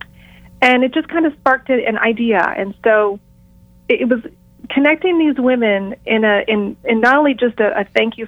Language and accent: English; Los Angeles, California, United States; in Los Angeles, I have women's events specifically. So since this is my hometown